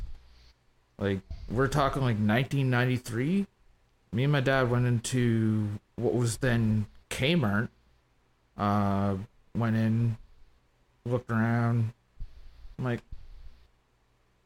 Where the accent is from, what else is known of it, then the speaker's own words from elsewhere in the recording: East Coast of Canada, Atlantic Canada, Canada; Born and bred Canadian boy on the East Coast